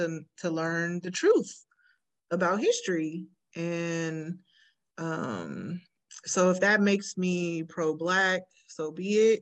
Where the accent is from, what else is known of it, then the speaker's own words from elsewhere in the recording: Bay Area, California, United States; moved away; also born or lived in Elk Grove, California; I'm from the Bay Area